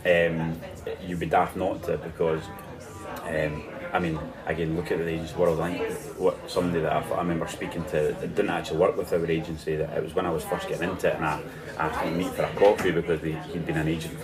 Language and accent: English; Scotland, United Kingdom; being a Scottish fan, football fan